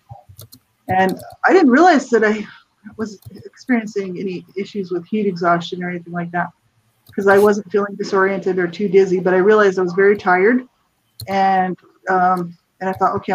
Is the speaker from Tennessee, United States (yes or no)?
no; New Mexico, United States; moved away; I'm from the States, from New Mexico originally